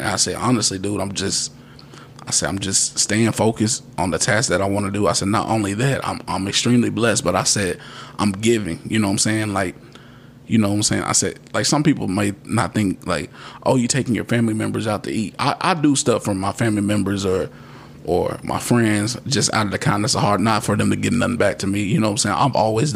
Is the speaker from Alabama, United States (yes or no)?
no; Radcliff, Kentucky, United States; now in Bowling Green, United States; my hometown of Radcliffe